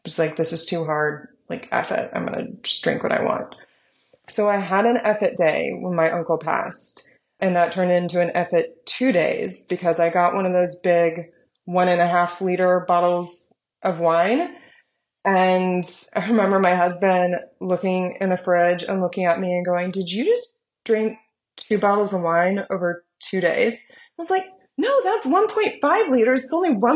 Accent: United States; I'm an American.

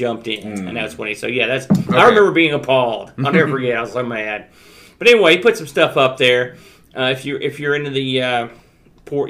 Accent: United States; I'm an American

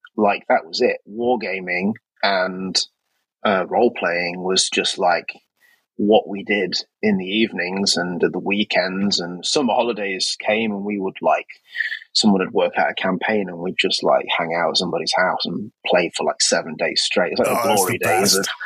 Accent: Nottingham, East Midlands, United Kingdom; I'm from Nottingham originally in the UK, which is the home of Games Workshop

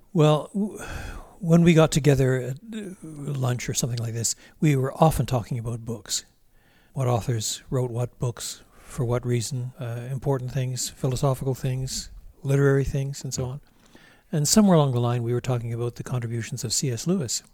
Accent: Drummondville, Quebec, Canada; also born or lived in Montreal; We moved from Montreal when I was at the ripe old age of eighteen months. We moved to a small city called, uh, Drummondville

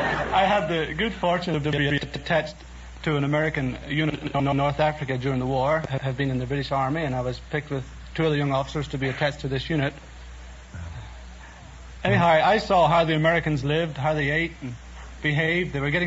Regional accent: County Donegal, Ulster, Ireland; now in United States; Donegal, County Donegal.

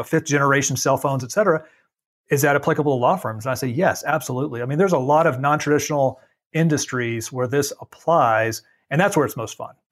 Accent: Dallas, Texas, United States; I grew up in Dallas-Fort Worth

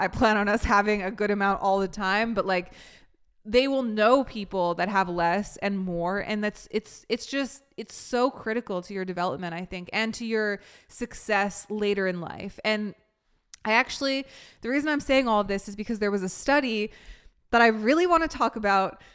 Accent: Vancouver, British Columbia, Canada; moved away; also born or lived in New York; where I grew up in Vancouver

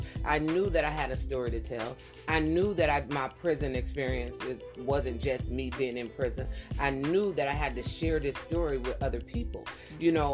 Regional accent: a few miles from Cleveland, Ohio, United States; it was a few miles away from my hometown. I believe it was in Cleveland, Ohio.

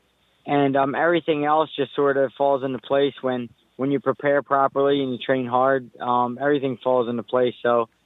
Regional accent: United States; I'm Irish. I'm Puerto Rican. But the fact remains, I'm from America and I'm American

